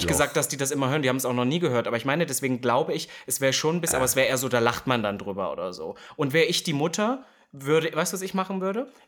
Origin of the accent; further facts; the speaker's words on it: East Germany, Germany; jetzt kommt wieder das Typische, ich komme aus dem Osten.